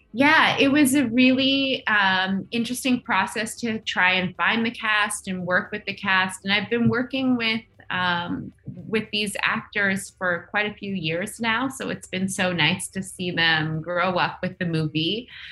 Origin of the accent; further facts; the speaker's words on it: Nunavut, Canada; I grew up in Nunavut